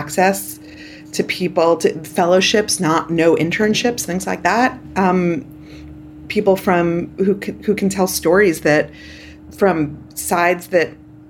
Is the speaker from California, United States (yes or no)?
no; New York City, New York, United States; I grew up in Canarsie. My sisters went to school in Crown Heights